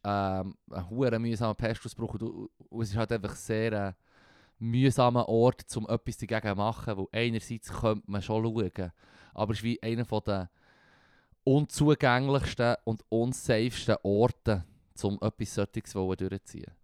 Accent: Switzerland; wir als Schweizer

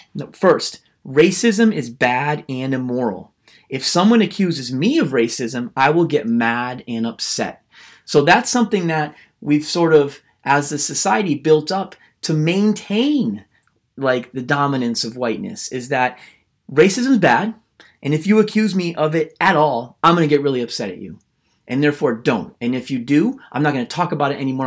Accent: United States; I am a white American man

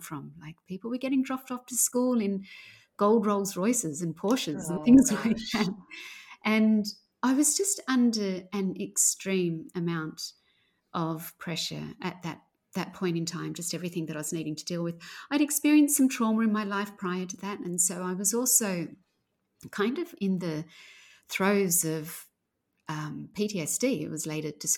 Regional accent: outside of Sydney, New South Wales, Australia; I grew up outside of Sydney, well outside of Sydney

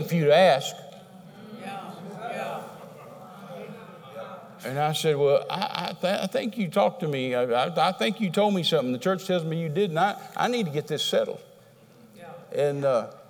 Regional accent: Texas, United States; I'm a Texan

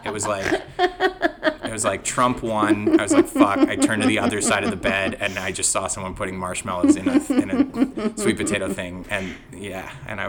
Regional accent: Canada; now in United States; being a Canadian on Thanksgiving

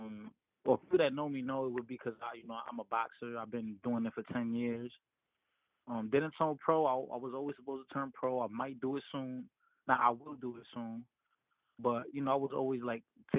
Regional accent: New York, United States; also born or lived in Dominican Republic; I'm Dominican American, born in New York, Dyckman. First generation American. I've lived in DR

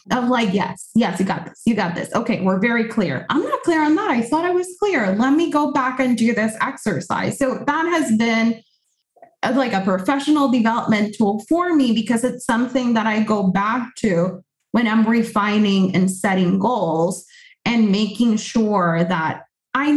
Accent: Puerto Rico; first language Spanish; English is a second language; moved away as an adult; now in United States; I was born and raised in Puerto Rico, I've been in the US for 9 years.

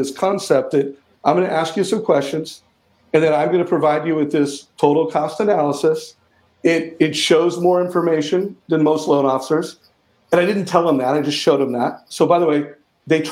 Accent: Huntington Beach, California, United States; I grew up in Huntington Beach

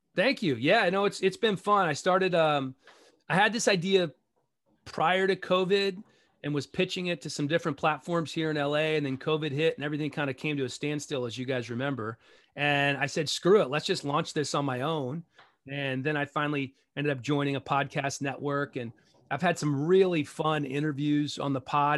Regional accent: Gaithersburg, Maryland, United States; moved away as an adult; also born or lived in Rockville / Bethesda; I grew up in Gaithersburg, went to high school in Rockville.

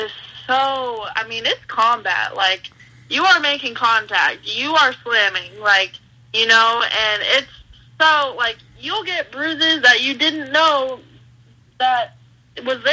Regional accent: California, United States; growing up in California

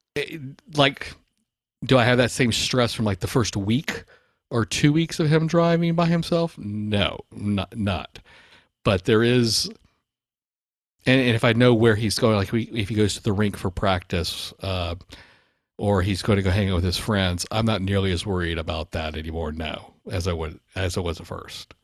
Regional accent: Baton Rouge, Louisiana, United States; growing up in Baton Rouge

